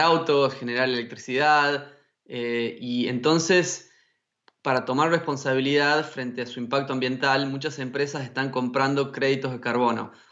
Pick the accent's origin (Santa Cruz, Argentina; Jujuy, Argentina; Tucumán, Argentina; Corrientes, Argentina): Tucumán, Argentina; moved away; also born or lived in China; nacido y criado en Tucumán, que es un lugar con muchos bosques en el norte de Argentina.